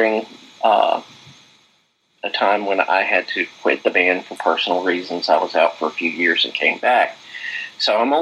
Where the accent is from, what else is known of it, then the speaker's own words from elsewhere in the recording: hometown of Luke Bryan, Philip Phillips and Field Mob, Georgia, United States; Luke Bryan is from my hometown. I actually, you know, went to high school with the guy.